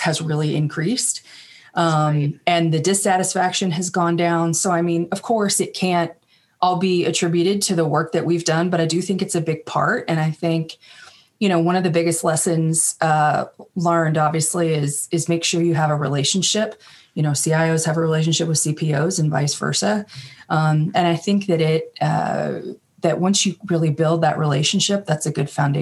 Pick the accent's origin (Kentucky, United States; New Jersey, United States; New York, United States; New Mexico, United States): Kentucky, United States; moved away as an adult; also born or lived in Washington, D.C.; I'm from Kentucky, but then moved up there after I graduated college